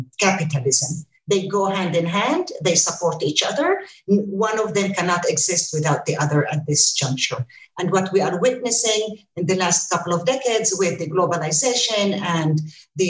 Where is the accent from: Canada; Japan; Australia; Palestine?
Palestine; Ramallah, West Bank; moved away as an adult; also born or lived in United States; I'm with you from Palestine, from Ramallah. I just returned here after 23 years in the United States.